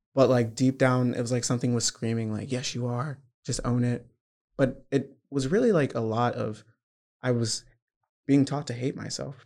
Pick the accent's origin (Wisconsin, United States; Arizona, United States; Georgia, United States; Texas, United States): Georgia, United States; I'm from Georgia, very southern